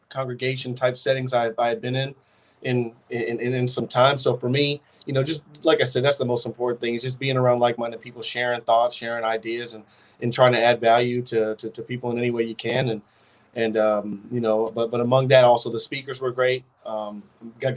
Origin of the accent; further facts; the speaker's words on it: Chandler, Arizona, United States; moved away as an adult; I'm from Chandler, Arizona, a town right outside of Phoenix. I went to Hamilton High School.